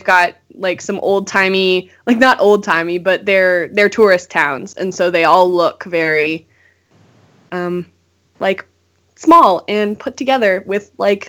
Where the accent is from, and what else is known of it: Canada